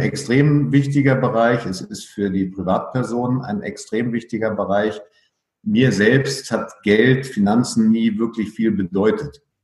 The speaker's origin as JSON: {"language": "German", "region": "Berlin", "country": "Germany", "tie": "born or raised there", "also_born_or_lived": "Frankfurt am Main / Cottbus / Munich / Riga", "moved": "as an adult", "said": "Als in Berlin aufgewachsener ähm, war ich ja ständig um umgeben von der Grenze."}